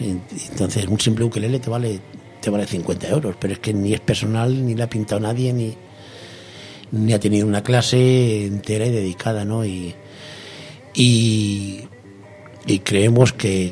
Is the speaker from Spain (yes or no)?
yes; Turleque, Castilla-La Mancha, Spain; a Turleque, un pueblecito de Turleque, mi pueblo, a Turleque